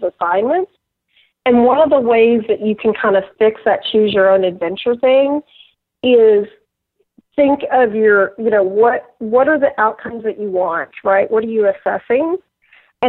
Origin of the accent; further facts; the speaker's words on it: Texas, United States; now in Pittsburgh, United States; I grew up in Texas